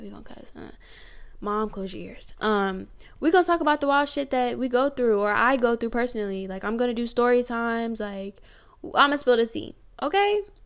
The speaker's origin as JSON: {"language": "English", "town": "Newport News", "region": "Virginia", "country": "United States", "said": "I'm from Newport News, Virginia. Yeah, big seven five seven"}